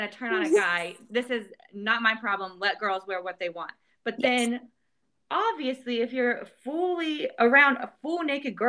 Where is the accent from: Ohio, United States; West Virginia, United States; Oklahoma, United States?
West Virginia, United States; I'm from West Virginia